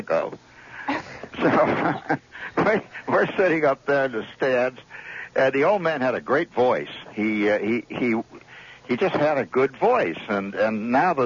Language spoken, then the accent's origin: English; Chicago, Illinois, United States; I grew up in Chicago, and the South Side